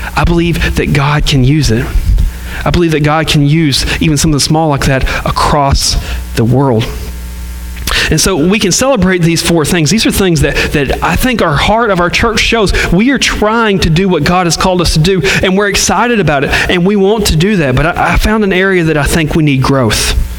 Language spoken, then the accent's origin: English; the South, United States; we're from the South and we love Southern churches